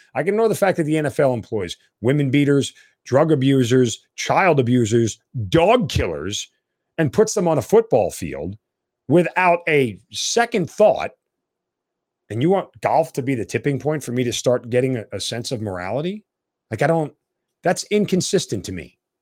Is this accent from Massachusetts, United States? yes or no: no; New York, United States; moved away; I'm a New Yorker.